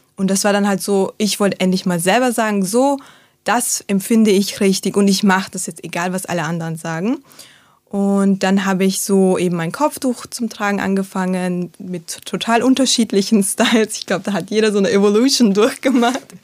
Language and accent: German; Salzburg, Austria; ich bin in Salzburg äh, aufgewachsen, geboren und aufgewachsen